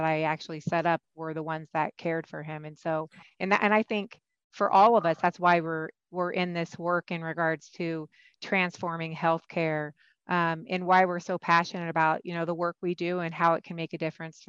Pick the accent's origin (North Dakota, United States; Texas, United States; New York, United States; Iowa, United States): Iowa, United States; moved away as an adult; also born or lived in California; now in Pittsburgh, United States; my home state of Iowa. And so where I was born, raised, where I received my education training as a nurse practitioner